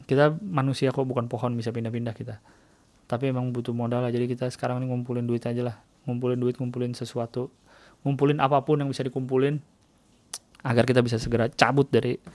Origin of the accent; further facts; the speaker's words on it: Jakarta, Indonesia; Gue dari lahir di Jakarta nggak betah bro.